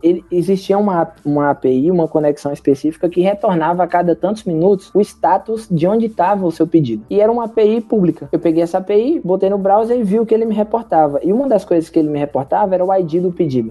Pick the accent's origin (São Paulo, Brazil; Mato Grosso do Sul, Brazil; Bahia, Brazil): Bahia, Brazil; interior of; eu sou do interior da Bahia